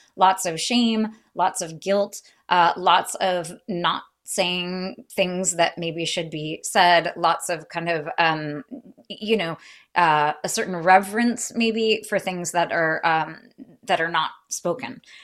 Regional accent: United States; as an American

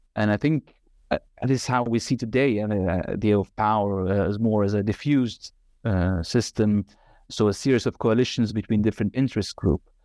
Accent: Nazareth, Northern District, Israel; moved away as an adult; also born or lived in Northern Galilee / Haifa / Tel Aviv; now in Amsterdam, Netherlands; I was born in Galilee, Northern Galilee, and, uh, was raised in Nazareth, and, uh, also a little bit in Haifa.

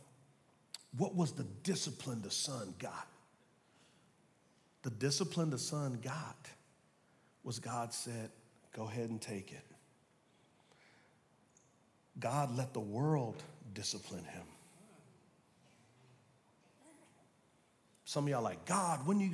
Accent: United States; we as American Christians

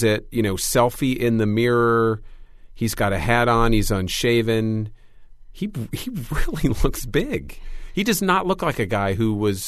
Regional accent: Grand Rapids, Michigan, United States; born or raised there

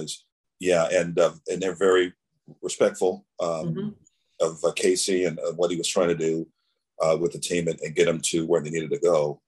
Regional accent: Framingham, Massachusetts, United States; when we were growing up in Framingham

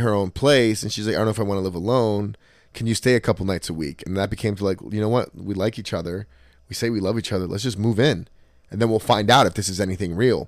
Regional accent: Trenton, New Jersey, United States; I grew up in Trenton with a single mom.

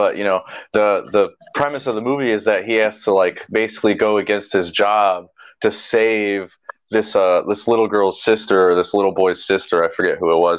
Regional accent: South Bend, Indiana, United States; my hometown

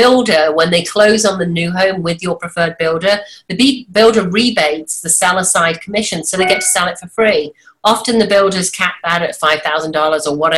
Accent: an hour and a half north of London, England, United Kingdom; moved away as an adult; also born or lived in Washington, D.C.; now in United States; From the UK originally

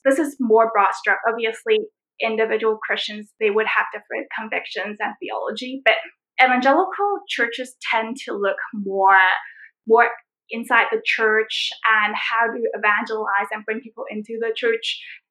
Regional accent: Canada; now in Hong Kong; It's just like, I'm also a Canadian.

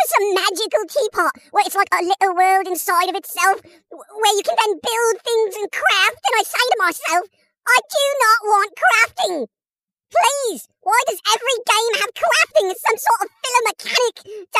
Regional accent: England, United Kingdom; I'm English

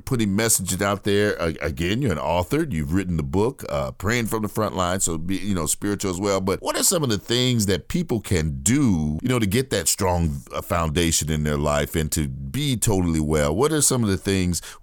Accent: Gary, Indiana, United States; I'm from Gary

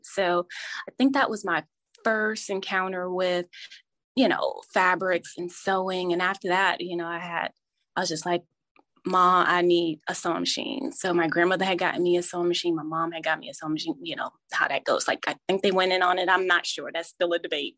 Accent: New Jersey, United States; moved away; I grew up in New Jersey

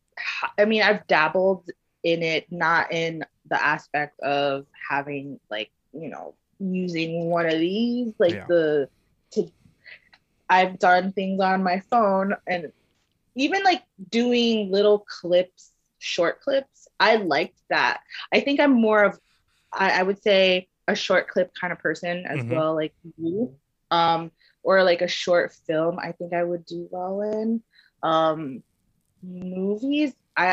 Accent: Philippines; Yes, I'm Filipino, and my favorite dish from my dad is called kare kare

